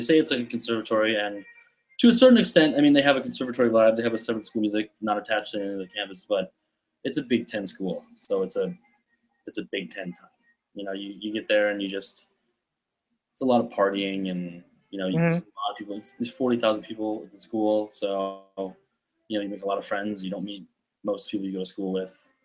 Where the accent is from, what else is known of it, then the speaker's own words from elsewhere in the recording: Grosse Pointe, Michigan, United States; moved away as an adult; now in New York City, United States; I grew up in Grosse Pointe. It's a suburb just north of Detroit.